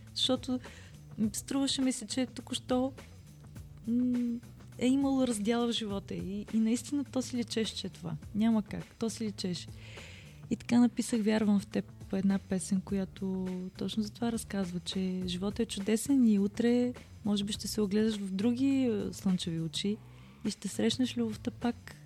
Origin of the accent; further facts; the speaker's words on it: Burgas, Burgas Province, Bulgaria; now in Sofia, Bulgaria; моя роден град Бургас